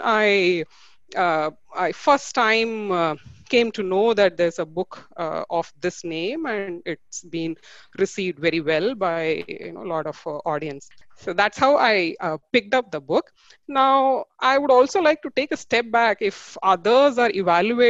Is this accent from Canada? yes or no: no; Tiruchirappalli, Tamil Nadu, India; I hail from Tiruchi in Tamil Nadu